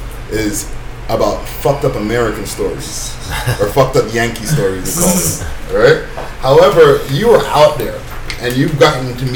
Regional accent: Montreal, Quebec, Canada; I'm from Montreal, which is also a port city.

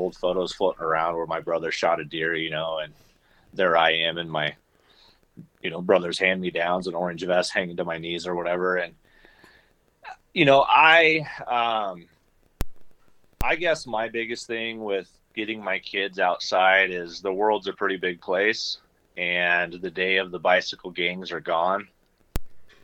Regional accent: Nebraska, United States; I grew up in Shatter, Nebraska

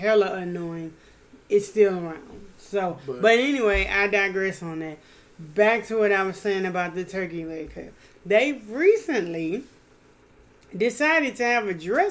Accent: Louisiana, United States; I'm from Louisiana.

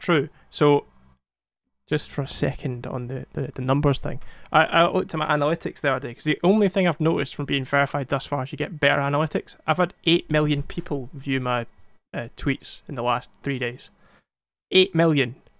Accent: Scotland, United Kingdom; English is not my first language, so it's fine. Scottish is.

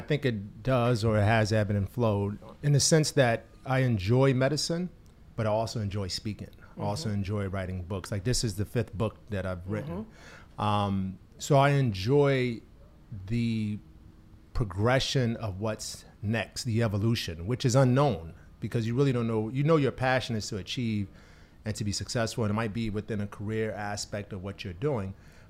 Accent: Newark, New Jersey, United States; I was born in New Jersey. Where? Newark, New Jersey. Yeah, Newark, New Jersey.

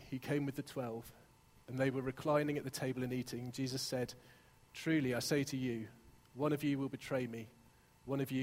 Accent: Exeter, South West England, United Kingdom; moved away; also born or lived in Hertfordshire; you might tell by my accent, I grew up in Exeter

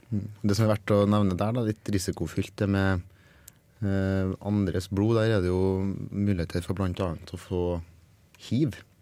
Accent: Norway

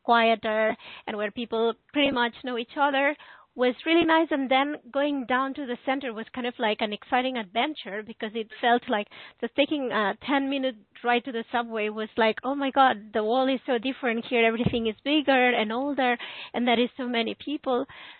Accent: Barcelona, Catalonia, Spain; English is a second language; Yes, one fun thing about the city is that it is divided in different areas.

